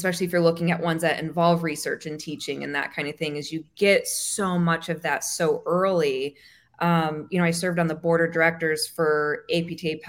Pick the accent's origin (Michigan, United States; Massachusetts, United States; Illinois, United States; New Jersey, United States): Michigan, United States; moved away as an adult; also born or lived in Texas / Annapolis, Maryland; now in Florida, United States; I grew up in Michigan